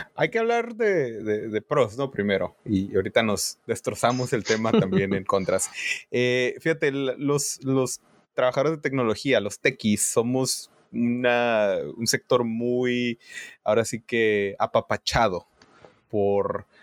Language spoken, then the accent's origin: Spanish; Tijuana, Baja California, Mexico; moved away as an adult; now in United States; yo soy de Tijuana